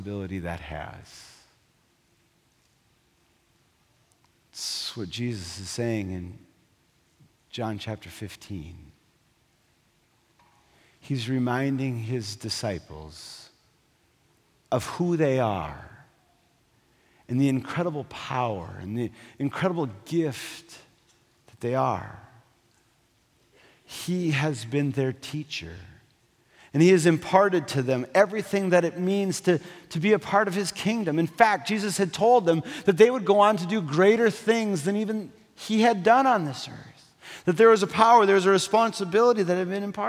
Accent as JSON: {"language": "English", "region": "North Dakota", "country": "United States", "tie": "born or raised there", "said": "I grew up in North Dakota"}